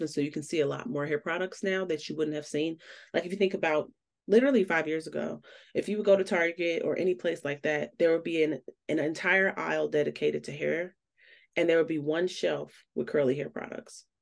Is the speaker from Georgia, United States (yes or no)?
no; Chicago, Illinois, United States; moved away as an adult; now in Colorado, United States; I'm originally from Chicago, which I always rep